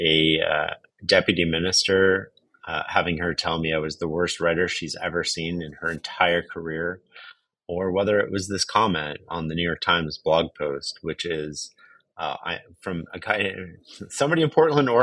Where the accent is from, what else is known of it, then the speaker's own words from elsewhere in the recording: Canada; I'm from Canada